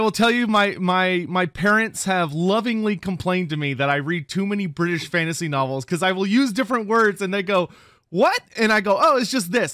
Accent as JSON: {"language": "English", "region": "Texas", "country": "United States", "said": "I'm from Texas."}